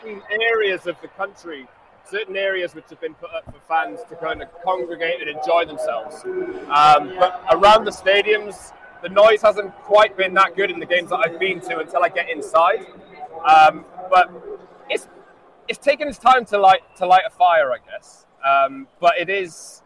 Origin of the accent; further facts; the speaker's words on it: Wales, United Kingdom; as a Welshman